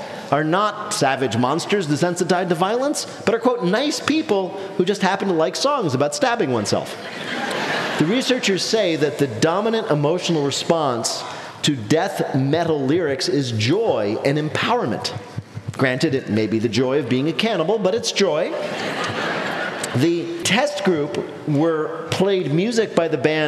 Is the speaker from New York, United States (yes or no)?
no; Arcata, California, United States; We know Arcata. That's where I was born